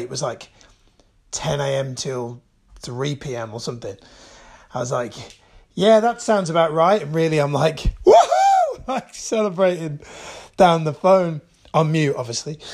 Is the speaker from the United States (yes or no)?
no; Birmingham, West Midlands, United Kingdom; I was born and raised in Birmingham